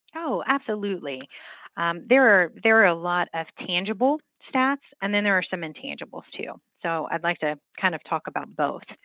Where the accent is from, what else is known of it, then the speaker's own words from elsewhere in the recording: West Virginia, United States; moved away as an adult; I was born and raised in West Virginia